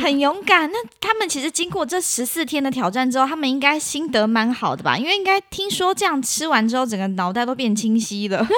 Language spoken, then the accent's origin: Chinese; Hsinchu, Taiwan; 我来自新竹